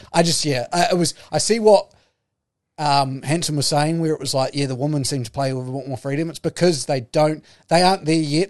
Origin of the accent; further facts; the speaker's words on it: New Zealand; I'm a New Zealander